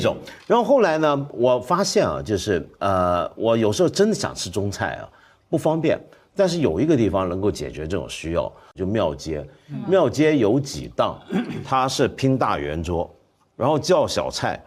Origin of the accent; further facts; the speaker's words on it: Hong Kong; 我们香港人不喝二锅头啊